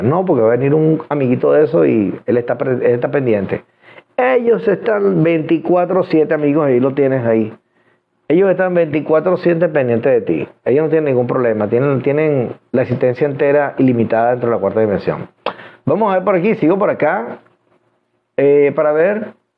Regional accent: Venezuela; soy venezolano y los venezolanos hablamos de frente

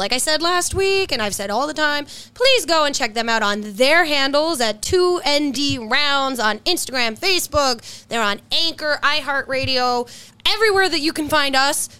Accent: New York City, New York, United States; I'm from Queens

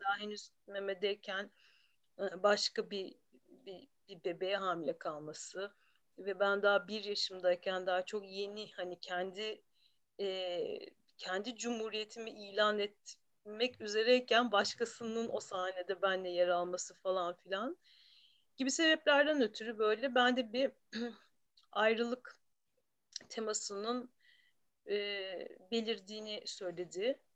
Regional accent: Istanbul, Turkey; İstanbul'da bir çocukluğum vardı. İstanbul'da doğdum.

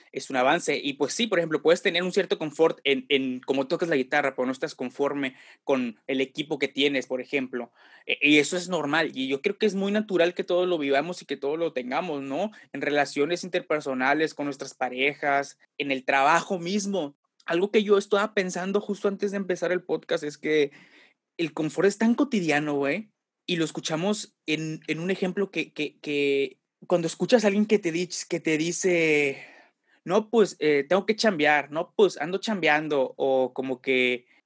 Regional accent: Tampico, Tamaulipas, Mexico; moved away as an adult; Me fui de Tampico a la Ciudad de México, güey, por situaciones adversas, no para estudiar ni nada, güey.

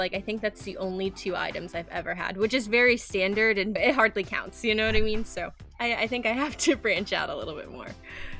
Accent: United States; now in Washington, United States; I actually, as everyone knows here, I'm from America, yeah. And I actually live currently in DC, and I've actually grew up with a military background, and so I've actually lived all over the place

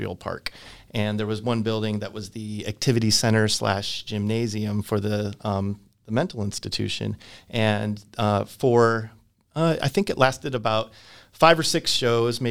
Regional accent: Aurora, Illinois, United States; also born or lived in Peoria; I was born in Aurora, Illinois

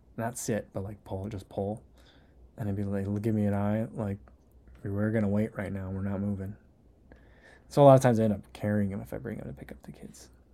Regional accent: New Jersey, United States; also born or lived in Saint Louis; now in Chicago, United States; I'm originally from New Jersey. Then I lived in Saint Louis for a while. And now I live in Chicago.

